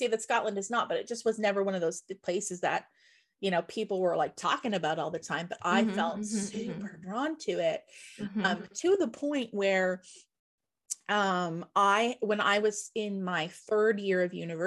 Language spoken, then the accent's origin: English; Nova Scotia, Canada; I grew up in Nova Scotia, where you're gonna hear bagpipes anyways